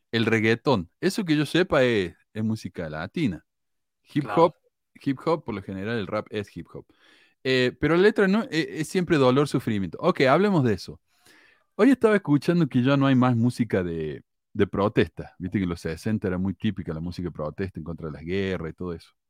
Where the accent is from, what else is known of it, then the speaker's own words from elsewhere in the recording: Mexico; Aquí en mi país ha habido negros desde la dominación española. Y recientemente el gobierno del presidente este inepto y tonto que tenemos, López Obrador, ha permitido la entrada de negros de Haití